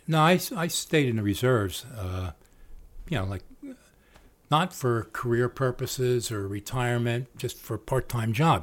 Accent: Trenton, New Jersey, United States; We're all from Tretton

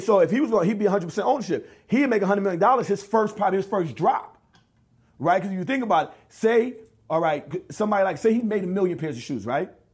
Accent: New York, United States; I grew up in New York, we wear Tim's.

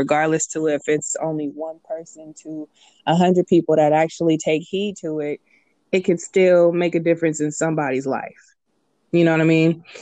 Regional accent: Richmond, California, United States; now in San Leandro, United States; Leandro, but I'm from Richmond.

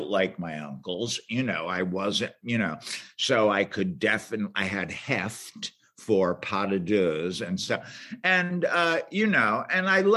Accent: New York, United States; moved away as an adult; also born or lived in Boston / Chicago; I'm from New York. I'm an East Coast guy and originally.

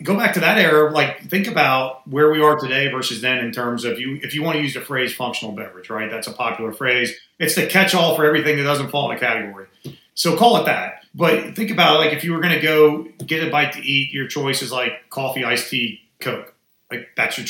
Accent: Atlanta, Georgia, United States; also born or lived in Washington, D.C.; I just relocated back to Atlanta, which was my hometown

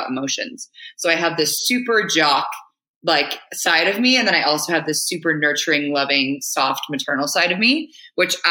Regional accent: Marin County, California, United States; also born or lived in Hawaii; I grew up in Marin County, so just north of San Francisco.

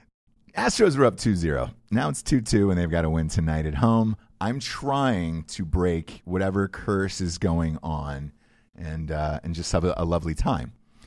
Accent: Atlanta, Georgia, United States; Because I'm from Atlanta.

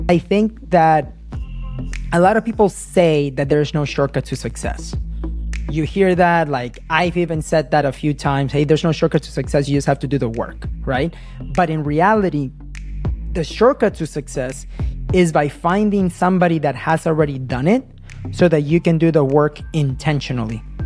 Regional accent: United States; I came as a kid to the United States when I was nine years old

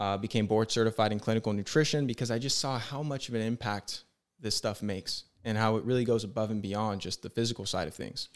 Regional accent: San Diego, California, United States; I'm from San Diego.

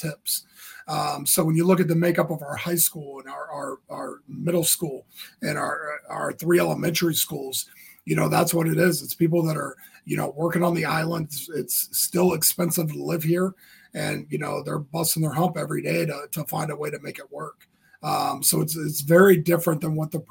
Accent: Northeast Ohio, United States; moved away as an adult; now in Hilton Head, United States; I grew up in Northeast Ohio, went to high school at Maslin High School

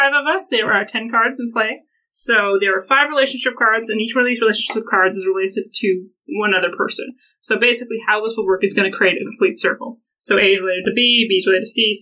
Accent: Golden, British Columbia, Canada; We're from Golden.

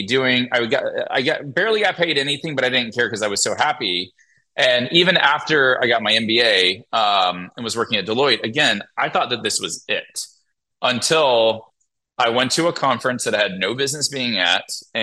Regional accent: Montgomery, Alabama, United States; moved away; I was born and raised in Montgomery, Alabama

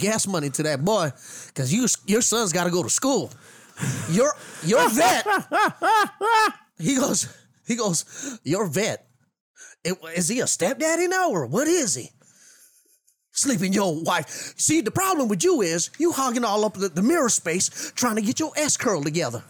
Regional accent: the South, United States; I'm from the South.

